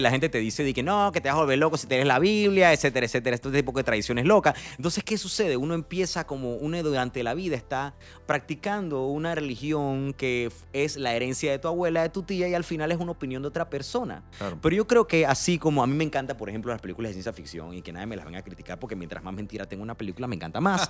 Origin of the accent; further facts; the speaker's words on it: Panama; nosotros como panameños